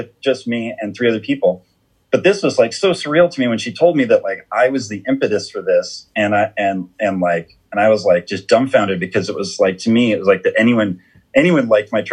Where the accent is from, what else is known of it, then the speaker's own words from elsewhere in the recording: Southern California, United States; I was at least from Southern California